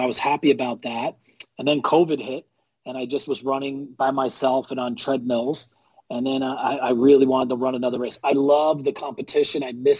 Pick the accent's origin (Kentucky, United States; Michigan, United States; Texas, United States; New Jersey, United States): New Jersey, United States; Union Beach; also born or lived in Red Bank, New Jersey / Lawrenceville, New Jersey; now in Long Island, United States; I was born in Red Bank, and I grew up in a town called Union Beach, which is about 15 to 20 minutes north of Sandy Hook. I like to say it's the gateway to the shore.